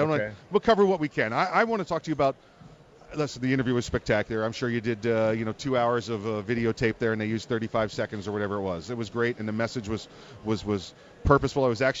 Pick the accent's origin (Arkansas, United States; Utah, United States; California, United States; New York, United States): New York, United States; moved away; I'm from New York. That's home for me. I still go up there. They're my sports teams and everything else.